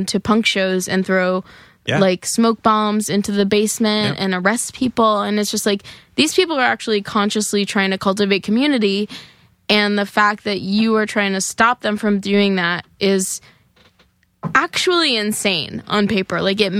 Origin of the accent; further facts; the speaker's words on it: New Jersey, United States; I'm from New Jersey, and even though I live really close to New York, it's not really, like, monetarily feasible for me to come here every night